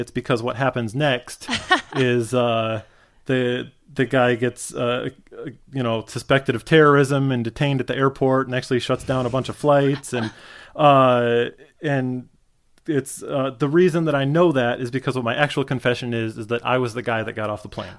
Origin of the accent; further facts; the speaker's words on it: Michigan, United States; I grew up in Michigan